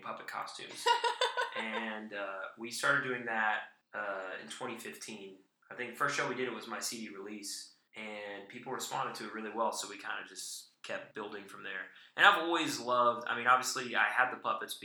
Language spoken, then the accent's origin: English; Chattanooga, Tennessee, United States; right here in my hometown